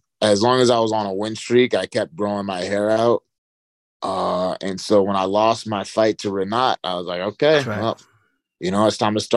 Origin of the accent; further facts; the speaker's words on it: Charlotte, North Carolina, United States; being in my hometown